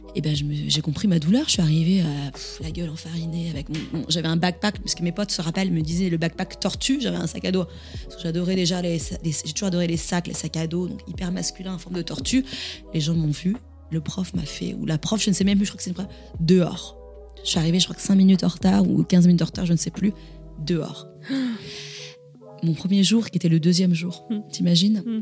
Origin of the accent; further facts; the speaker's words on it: Montigny-le-Bretonneux, Île-de-France, France; also born or lived in Toulouse; J'ai grandi effectivement dans la banlieue parisienne, mhm. mais je suis née à Toulouse